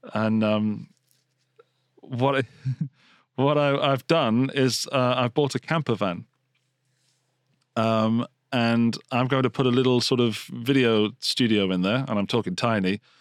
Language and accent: English; England, United Kingdom; Being English